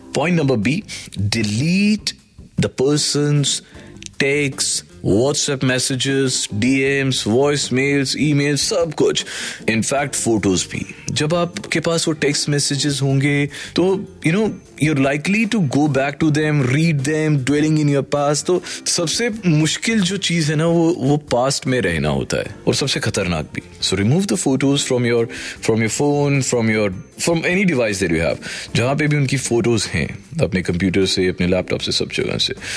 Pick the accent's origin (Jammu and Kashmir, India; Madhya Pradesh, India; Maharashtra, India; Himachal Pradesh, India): Jammu and Kashmir, India; Jammu; एक ये मेरे होम टाउन की बात है जम्मू की